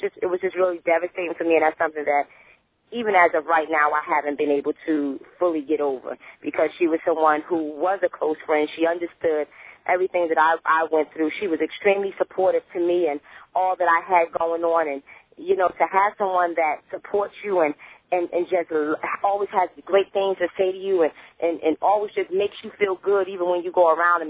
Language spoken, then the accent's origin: English; North New Jersey, United States; moved away; I was born and raised in North New Jersey, so um, I, I go back there a lot